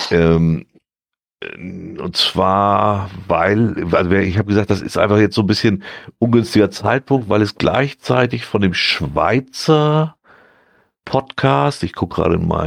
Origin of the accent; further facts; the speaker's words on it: North Germany, Germany; Also da muss man sich schon wirklich konzentrieren als, als Norddeutscher, um das alles mitzukriegen.